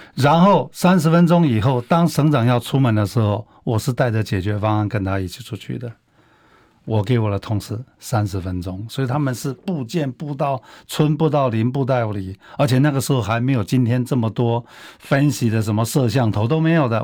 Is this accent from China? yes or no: no; Taiwan; 我们台湾人